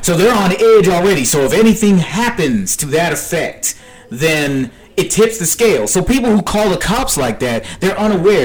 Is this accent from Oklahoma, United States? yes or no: no; South DeKalb County, Georgia, United States; I grew up here in South DeKalb County